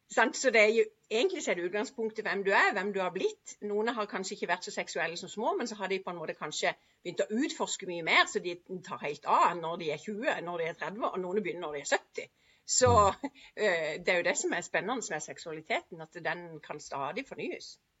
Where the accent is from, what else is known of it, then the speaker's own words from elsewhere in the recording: Sørlandet, Southern Norway, Norway; jeg er jo fra Sørlandet